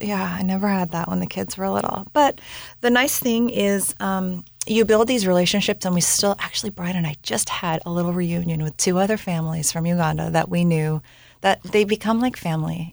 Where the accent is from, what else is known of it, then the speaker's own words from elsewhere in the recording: Bellingham, Washington, United States; moved away as an adult; also born or lived in Southern California / New Zealand; we ended up moving back up to my hometown in Bellingham, Washington